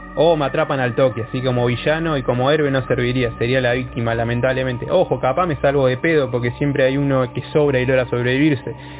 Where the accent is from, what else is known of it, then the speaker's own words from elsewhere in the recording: Canelones, Uruguay; soy de Canelones, Uruguay, orgullosamente canario.